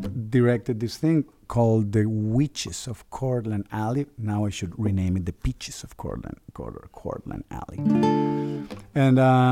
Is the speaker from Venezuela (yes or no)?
yes; Venezuela; I'm from Venezuela